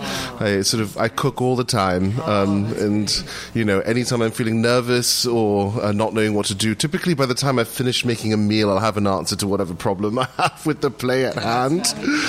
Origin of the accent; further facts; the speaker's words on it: Indonesia; now in United States; my home country of Indonesia, which is where my parents and my whole family still live, does not look kindly on dual citizenship.